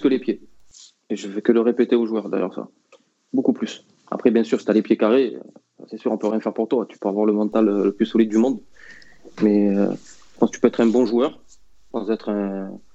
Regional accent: Marseille, Provence-Alpes-Côte d'Azur, France; je suis Marseillais aussi

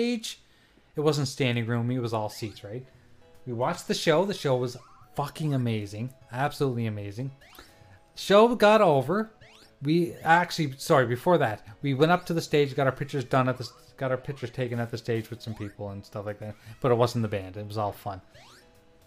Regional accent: Nova Scotia, Canada; I'm from Nova Scotia.

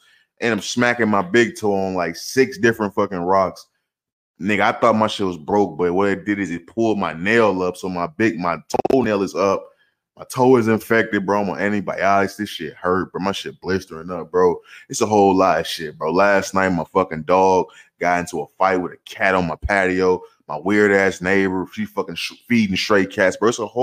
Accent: St. Louis, Missouri, United States; moved away as an adult; now in Arizona, United States; I'm from St. Louis. I was raised in St. Louis, Missouri

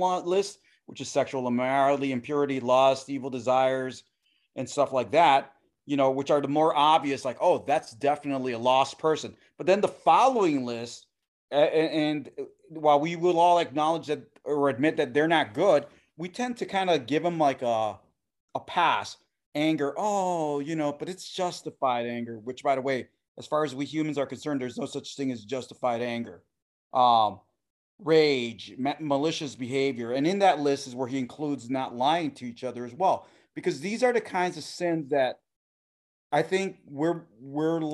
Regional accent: Puerto Rico; also born or lived in United States; My being an American, Puerto Rican, man

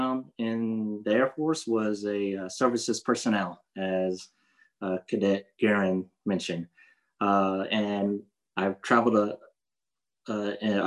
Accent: Fort Hood, Texas, United States; moved away; also born or lived in San Diego, California; I was born in Fort Hood, Texas. But I call San Diego, California as my home, as where all my family is right now. And so I'll just say I have two places, but my real home is Fort Hood, Texas.

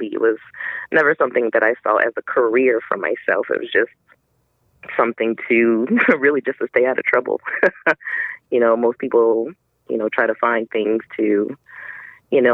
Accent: Chicago, Illinois, United States; moved away as an adult; also born or lived in Jackson, Mississippi; I was born and raised in Chicago, Illinois

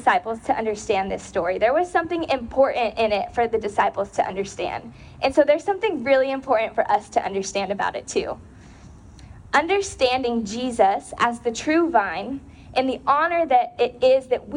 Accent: Porterville, California, United States; we grew up in Central California, a little town called Porterville

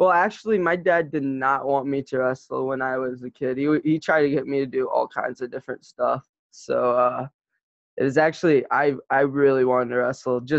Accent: Norman, Oklahoma, United States; born there; Oh man, um, I'm from all over the place. So uh, I was born in uh, Norman, Oklahoma, uh, I started there when my dad was uh, training for the Olympic team.

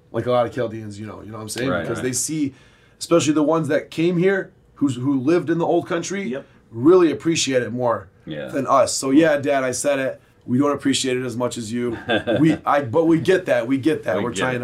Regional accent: United States; Yeah, I'm assimilated. I'm an American. And I'm not saying I'm a Chaldean.

